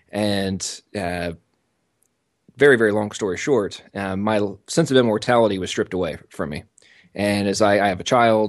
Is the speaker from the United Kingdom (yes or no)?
yes; England, United Kingdom; I'm American, but I was born and raised in England. My father was a military contractor, and they moved over there about 10 days before I was born.